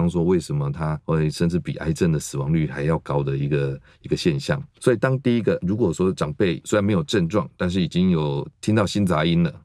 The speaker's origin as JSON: {"language": "Chinese", "country": "Taiwan", "said": "我们台湾"}